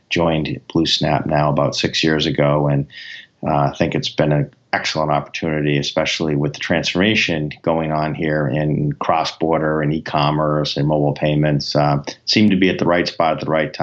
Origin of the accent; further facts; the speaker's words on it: Boston, Massachusetts, United States; I'm from the Boston area. I grew up here. I've worked here my whole life